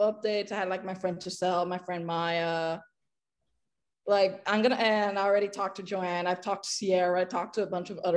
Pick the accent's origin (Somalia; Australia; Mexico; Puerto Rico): Puerto Rico; English is a second language; I'm from Puerto Rico, better said. Born and raised.